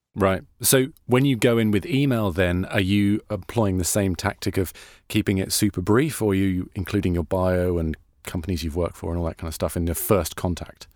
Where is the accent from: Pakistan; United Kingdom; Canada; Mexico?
United Kingdom; accent: British; now in United States; I'm British